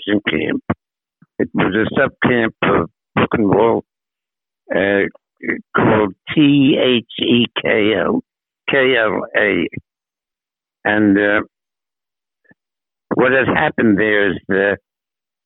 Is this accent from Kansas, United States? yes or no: no; New York City, New York, United States; moved away as an adult; also born or lived in Manhattan, New York; now in New Jersey, United States; The family moved to Brooklyn when I was 9 years old in 1935.